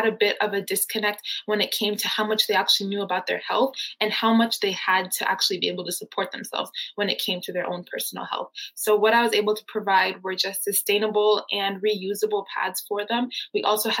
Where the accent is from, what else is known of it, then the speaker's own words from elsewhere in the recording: Nairobi, Kenya; now in Arizona, United States; growing up in Nairobi, Kenya